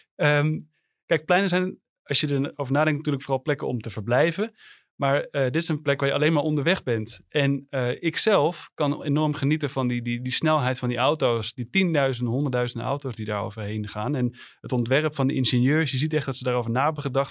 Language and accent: Dutch; Amsterdam, North Holland, Netherlands; als Amsterdammer